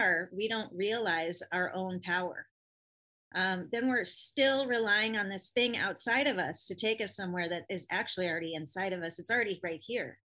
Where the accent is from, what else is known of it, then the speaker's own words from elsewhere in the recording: California, United States; I'm from California